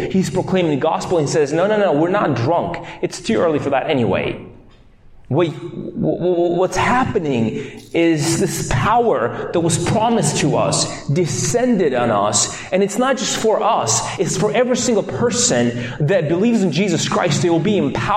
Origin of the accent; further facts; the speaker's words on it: Moldova; moved away; I am from Moldova